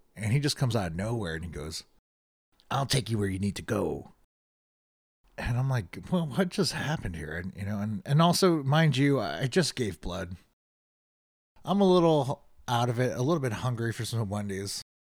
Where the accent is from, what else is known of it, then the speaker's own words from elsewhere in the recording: Chicago, Illinois, United States; moved away as an adult; also born or lived in Boston; I'm from Chicago.